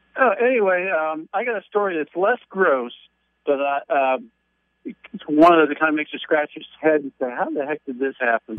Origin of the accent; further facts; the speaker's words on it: Baltimore, Maryland, United States; moved away; I, I, uh, lived in Baltimore. That's my hometown.